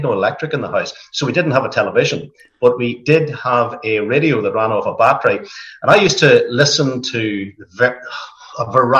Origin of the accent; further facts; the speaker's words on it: Burren, Northern Ireland, United Kingdom; And I grew up in Burren in County Down, which is just across, really across Carlingford Lough from County Louth.